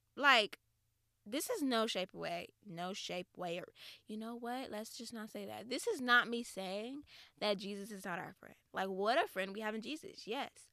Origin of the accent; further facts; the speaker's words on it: the South, United States; I'm from the South